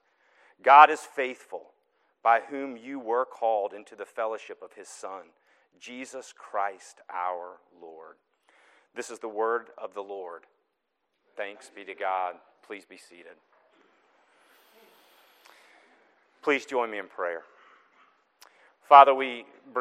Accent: the South, United States; now in Newton, United States; my accent is still strong, it's true. I'm from the South.

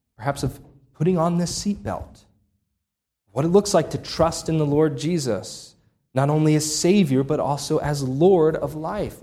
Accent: Upper Darby, Pennsylvania, United States; right by where I grew up in Upper Darby, outside of Philadelphia.

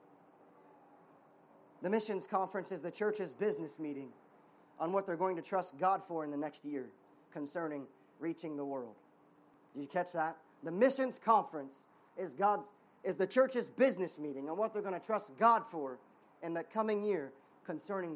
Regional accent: United States; I'm American

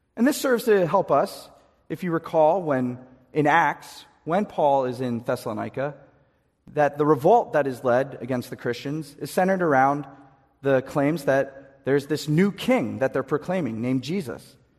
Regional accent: East Coast, United States; we're from the East Coast

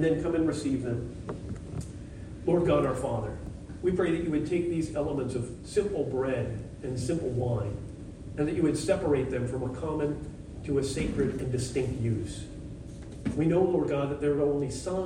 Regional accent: United States; I'm an American

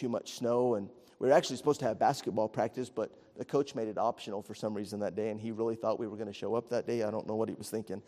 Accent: Estancia, New Mexico, United States; I grew up in Estancia, New Mexico, was a little bitty rural community

